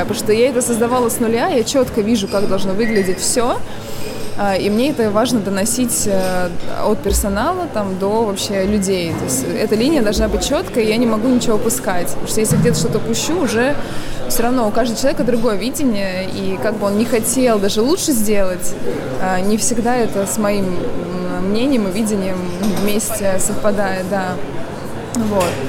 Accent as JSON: {"language": "Russian", "town": "Volgograd", "region": "Volgograd Oblast", "country": "Russia", "tie": "born or raised there", "also_born_or_lived": "Yelan, Volgograd Oblast", "said": "Я родилась в Елане вообще. А, это Волгоградская область, поселок. А, переехали с родителями, когда мне было пять лет, в Волгоград"}